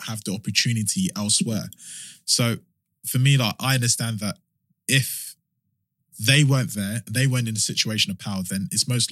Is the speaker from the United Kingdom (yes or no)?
yes; London, United Kingdom; I'm from South London